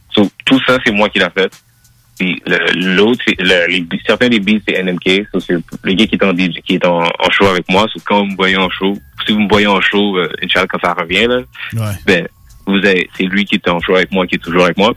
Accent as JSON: {"language": "French", "town": "Montreal", "region": "Quebec", "country": "Canada", "tie": "born or raised there", "first_language": "French", "said": "Je suis né Montréal, Québec, Hôpital Rosemont. Moi, je, suis né ici. Ma première langue, c'est vraiment le français"}